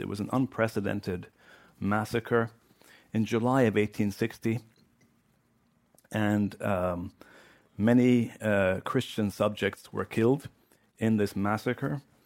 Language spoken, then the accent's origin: English; Lebanon; moved away; also born or lived in Washington, D.C.; I grew up in Lebanon.